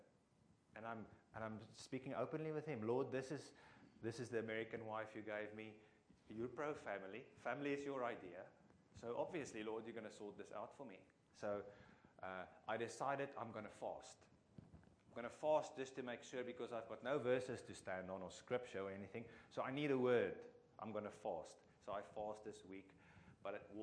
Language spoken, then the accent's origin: English; Free State, South Africa; English is a second language; I'm from the Free State